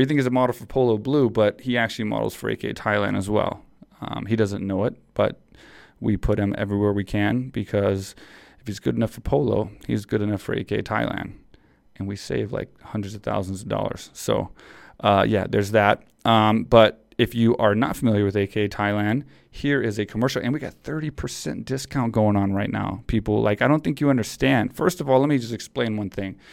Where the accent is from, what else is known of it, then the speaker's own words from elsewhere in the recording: Texas, United States; I grew up in Texas.